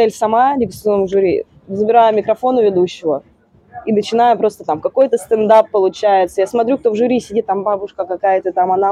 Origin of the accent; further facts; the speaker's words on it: Seversk, Tomsk Oblast, Russia; А я приехала из Северска. Северск вообще никто не знает, что это такое.